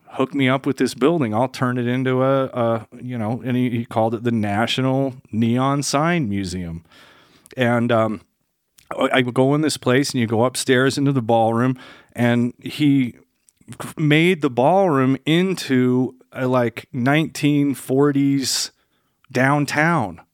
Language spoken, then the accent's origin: English; Denver, Colorado, United States; also born or lived in Stanford, California / Bay Area, California / Salt Lake City, Utah; I live in Denver and, you know, had my kids here and I grew up on Colfax